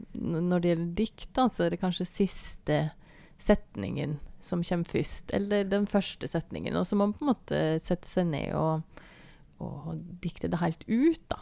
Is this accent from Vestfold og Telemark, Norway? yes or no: yes; Bø, Vestfold og Telemark, Norway; moved away as an adult; now in Seljord, Norway; jeg er jo eh, børing, da, egentlig. Det hører en sikkert på dialekta òg.